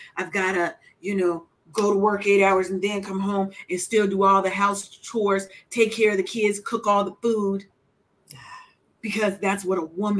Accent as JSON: {"language": "English", "town": "Seattle", "region": "Washington", "country": "United States", "said": "I'm from Seattle, but my people is from the South."}